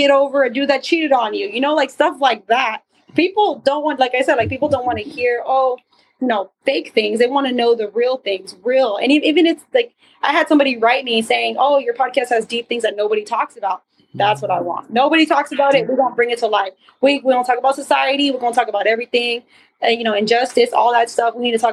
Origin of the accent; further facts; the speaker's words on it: the West Valley, Arizona, United States; In the Valley. Born and raised in Arizona.